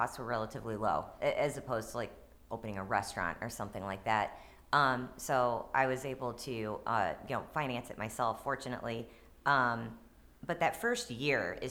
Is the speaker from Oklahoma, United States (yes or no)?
no; Maplewood, Missouri, United States; also born or lived in Dogtown, St. Louis; I lived in Dogtown, but I grew up in Maplewood